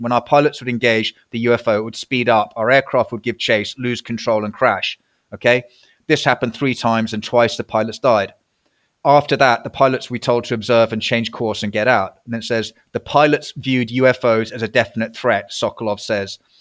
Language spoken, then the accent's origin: English; United Kingdom; I was a Brit